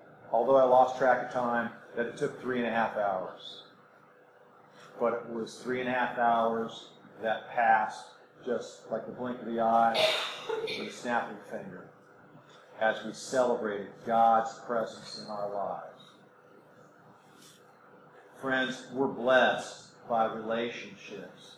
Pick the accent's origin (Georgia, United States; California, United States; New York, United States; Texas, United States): California, United States; now in Mississippi, United States; I'm a good American, born and raised in California